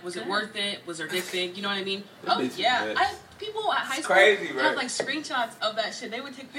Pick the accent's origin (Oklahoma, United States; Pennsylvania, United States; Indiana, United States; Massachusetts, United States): Indiana, United States; I'm from Indiana, and literally just fuck everybody.